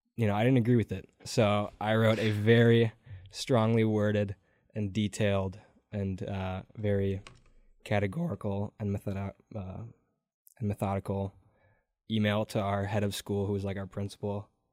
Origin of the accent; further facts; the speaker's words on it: Door County, Wisconsin, United States; also born or lived in Stoughton, Wisconsin; I am from Door County, Wisconsin.